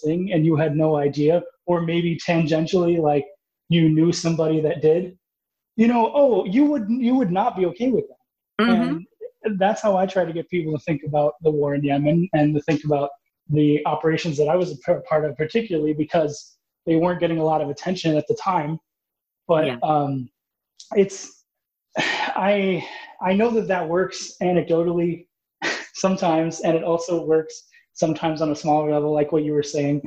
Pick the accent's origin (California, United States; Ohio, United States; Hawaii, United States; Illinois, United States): Illinois, United States; I was from Illinois, so he was my senator when I first met him